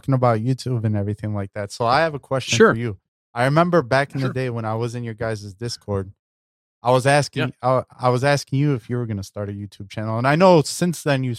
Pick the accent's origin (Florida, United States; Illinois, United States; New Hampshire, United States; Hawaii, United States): Illinois, United States; Chicago; I'm from Chicago, man. That's how we roll too.